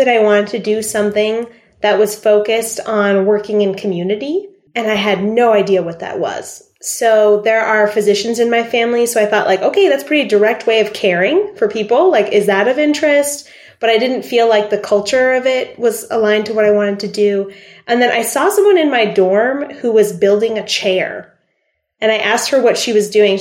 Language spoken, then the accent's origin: English; Arkansas, United States; also born or lived in Lebanon; I grew up in Arkansas